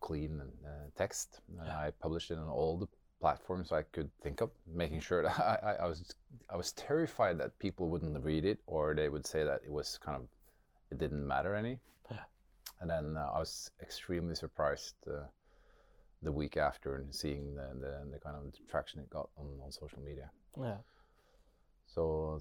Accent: Norway; also born or lived in Sunnyvale, California; I grew up in Norway

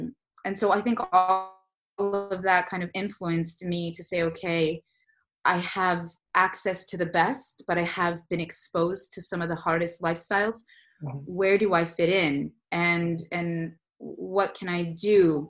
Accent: Saudi Arabia; also born or lived in Los Angeles, United States; I grew up in the Middle East in Saudi Arabia, And then I went to college and my career and my business in Los Angeles, California.

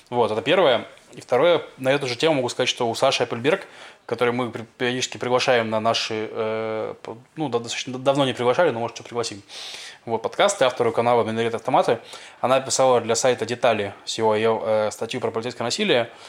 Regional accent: Russia; now in Israel; я из России

